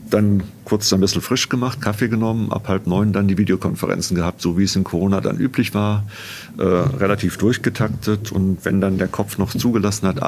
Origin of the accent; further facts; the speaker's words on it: North Rhine-Westphalia, Germany; Naja, ich bin aufgewachsen am Niederrhein, nicht in München, am Niederrhein, nähe der holländischen Grenze.